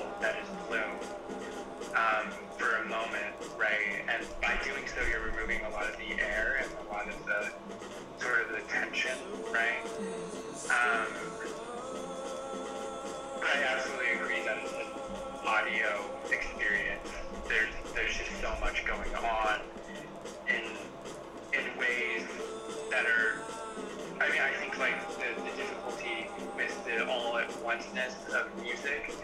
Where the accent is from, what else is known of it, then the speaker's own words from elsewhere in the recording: New Mexico, United States; moved away as an adult; now in Utah, United States; I'm from New Mexico